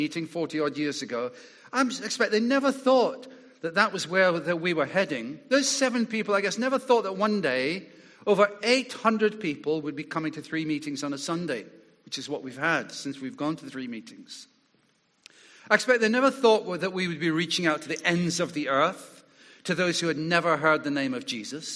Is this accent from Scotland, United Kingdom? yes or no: yes; Scotland, United Kingdom; moved away; as a boy growing up in Scotland